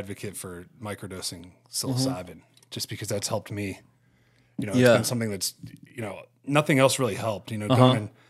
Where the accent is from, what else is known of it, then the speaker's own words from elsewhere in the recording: Ohio, United States; I grew up in Ohio where we weren't even allowed to use rifles. You know, you can't hunt with a rifle there because they just don't, it's too flat.